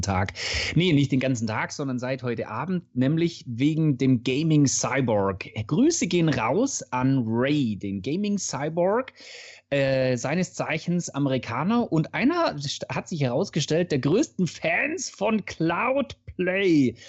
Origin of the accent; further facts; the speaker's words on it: Swabia, Germany; für mich als Schwabe